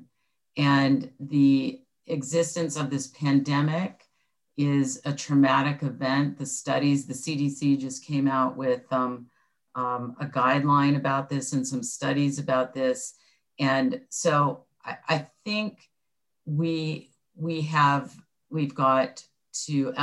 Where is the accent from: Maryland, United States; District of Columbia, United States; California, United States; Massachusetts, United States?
California, United States; Orange County; I grew up in Orange County.